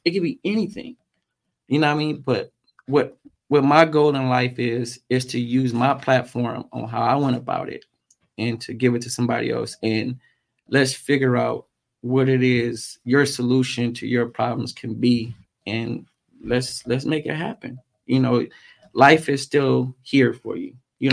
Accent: Los Angeles, California, United States; also born or lived in Gardena, California / Compton, California; where I grew up in Watts, which was the Nixon Garden Projects

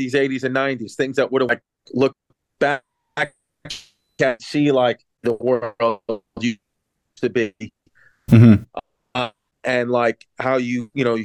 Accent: New York City, New York, United States; I'm from Queens, Brooklyn area

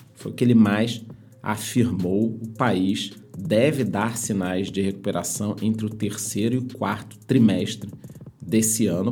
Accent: Brazil; somos brasileiros

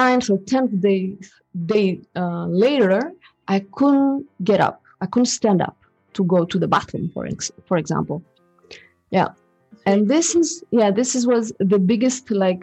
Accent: Greece; now in Switzerland; I come from Greece, and I'm coming from a Greek father and a French mother. This is how I came. But I've been raised in Greece

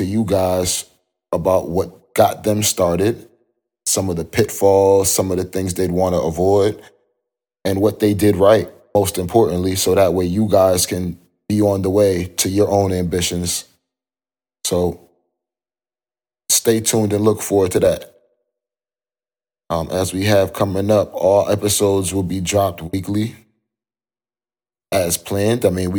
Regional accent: New York, United States; also born or lived in Connecticut; I grew up in New York and Connecticut. I'll just keep it like that. I had a roundabout childhood, moved a couple places, but had a stable home.

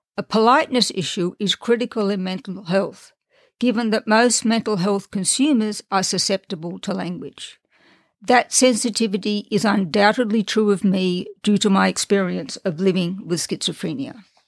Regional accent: Australia; moved away as an adult; also born or lived in Europe; now in United States; I was born and raised in Australia

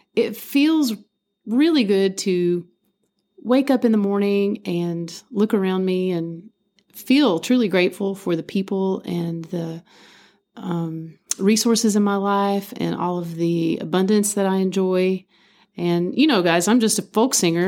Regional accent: Appalachia, United States; growing up in Appalachia

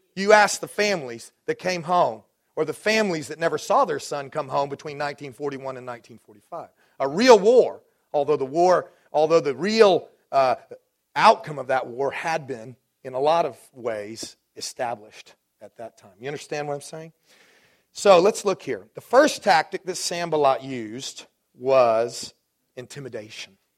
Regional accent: Dallas, Texas, United States; moved away; I grew up in Dallas

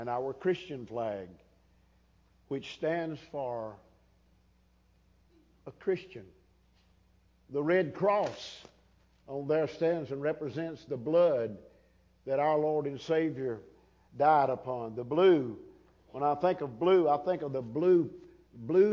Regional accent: United States; I was born in America

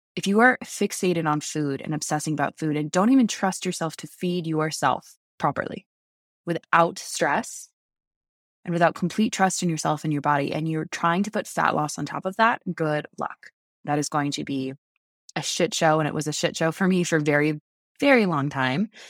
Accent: United States; I'm American

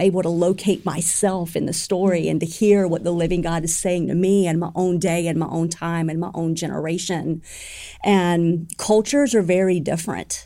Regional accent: United States; as an American people

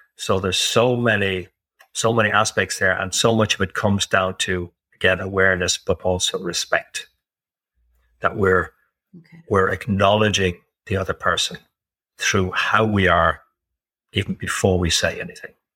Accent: Ireland; I'm Irish, living in Ireland. I've lived in several other countries.

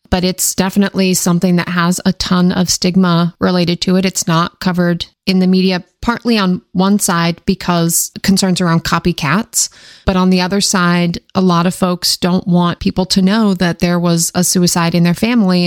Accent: Washington, United States; born or raised there; now in Maryland, United States

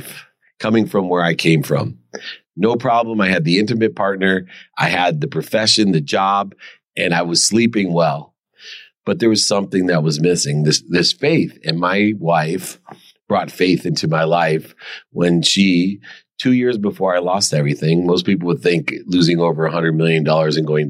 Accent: Akron, Ohio, United States; I grew up in Akron, Ohio

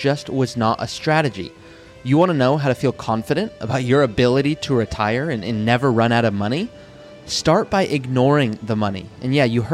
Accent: Malibu, California, United States; I grew up in Malibu, California

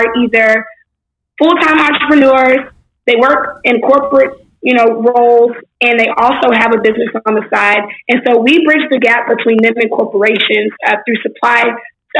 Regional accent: Houston, Texas, United States; also born or lived in Baton Rouge, Louisiana; I was born in Baton Rouge, raised in Houston, Texas

